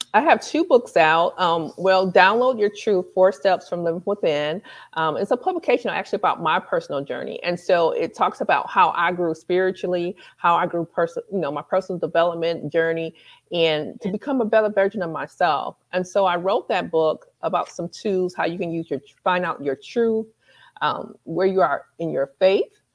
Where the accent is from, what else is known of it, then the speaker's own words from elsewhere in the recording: Michigan, United States; moved away; Michigan's my hometown